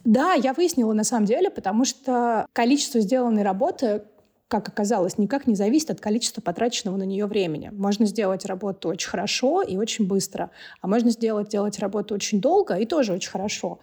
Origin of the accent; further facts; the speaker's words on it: Moscow, Russia; first language Russian and Georgian; moved away as an adult; now in Tbilisi, Georgia; я, соответственно, родилась и выросла в Москве